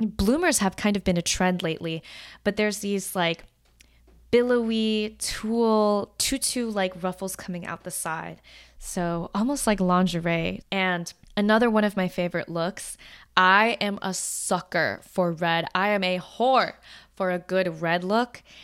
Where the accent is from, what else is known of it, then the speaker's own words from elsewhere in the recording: United States; Being Chinese American